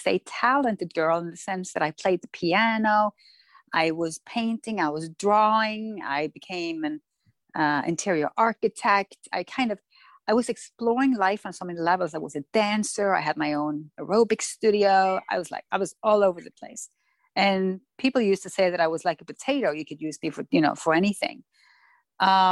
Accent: Norway; also born or lived in Florida; I'm born and raised in Norway

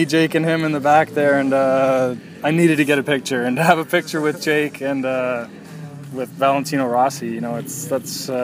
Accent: Canada; Being Canadian

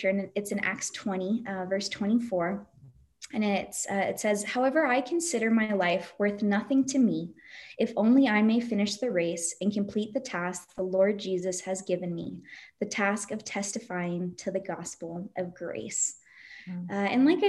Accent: United States; moved away as an adult; when I lived in the States

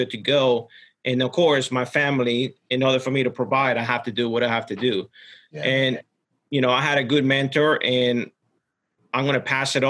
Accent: Ecuador; moved away; I was born and raised in Ecuador

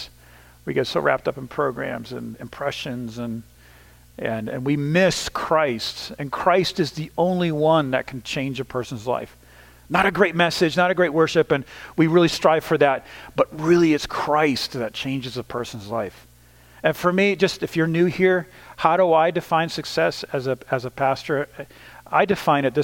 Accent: the Northeast of the United States, United States; moved away; also born or lived in Ukraine; the kind of culture I grew up in the Northeast of the United States

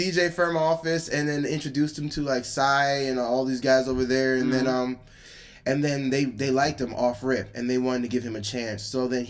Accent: Michigan, United States; now in Chicago, United States; I moved cities. I'm from Michigan originally, so I moved from Michigan to Chicago.

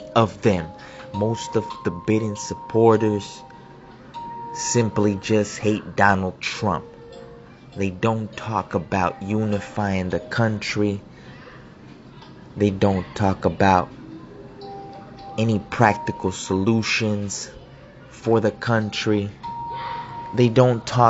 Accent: United States; I am also an American. A proud American, because this country has allowed for a better life for my parents

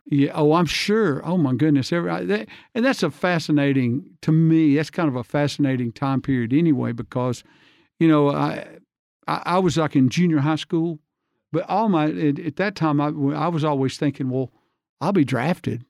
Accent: Hansville, Alabama, United States; I grew up in Hansville, Alabama

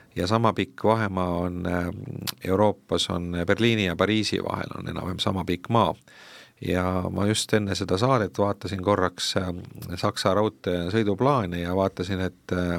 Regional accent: Tartu, Tartu County, Estonia; ma ise olen ka tartlane tausta poolest

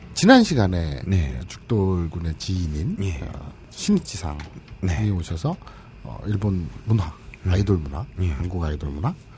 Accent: Andong, North Gyeongsang, South Korea; 난 안동 출신인데.

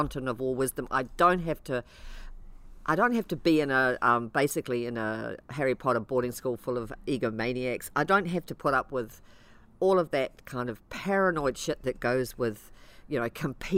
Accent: Ireland; also born or lived in Coromandel, New Zealand; now in New Zealand; being Irish

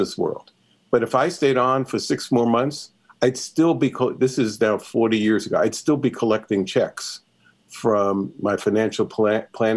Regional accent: New York City, New York, United States; I grew up in New York City

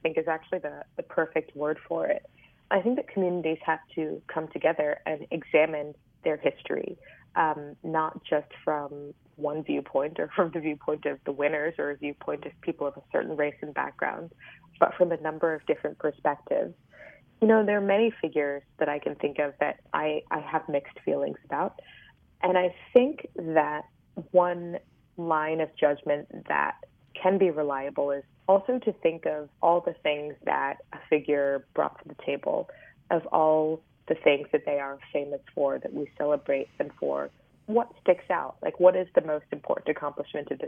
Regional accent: Richmond, Virginia, United States; I grew up in Richmond, Virginia, which is famous as the former capital of the Confederacy

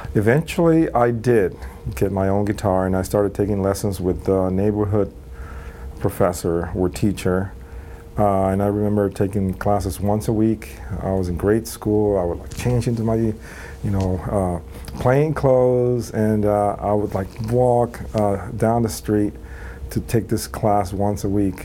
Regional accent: Puerto Rico; moved away as an adult; also born or lived in New York City; I grew up in uh, Puerto Rico

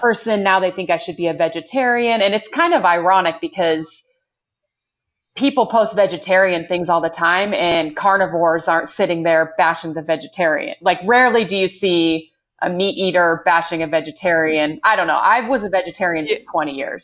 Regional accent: Bend, Oregon, United States; I grew up in Bend, Oregon, which is where I live now.

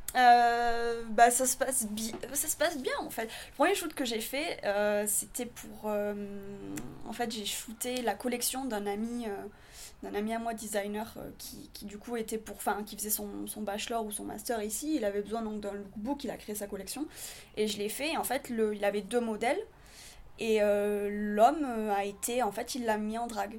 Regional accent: southern France, France; moved away; also born or lived in Paris / New York; je viens d'une partie de la France qui est encore différente de Paris. Donc, c'est le sud de la France

